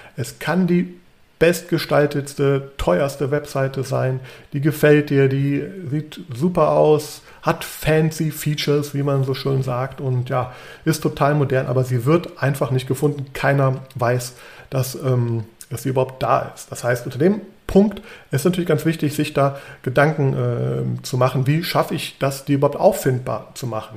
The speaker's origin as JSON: {"language": "German", "town": "Düsseldorf", "region": "North Rhine-Westphalia", "country": "Germany", "tie": "born or raised there", "also_born_or_lived": "Trier / Frankfurt", "moved": "as an adult", "lives_now": "Bonn, Germany", "said": "ich bin in Düsseldorf aufgewachsen"}